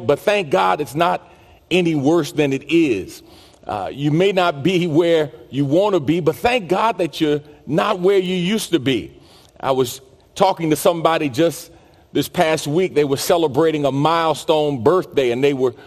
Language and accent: English; New York City, New York, United States; growing up in New York City and playing basketball in particular on the playgrounds